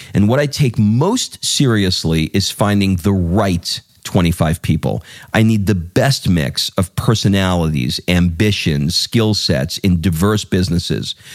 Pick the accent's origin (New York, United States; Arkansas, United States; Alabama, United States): New York, United States; I grew up in Queens in New York